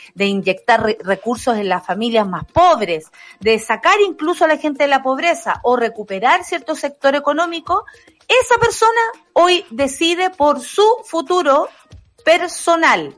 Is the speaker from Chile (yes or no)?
yes; Chile; Nosotros somos chilenos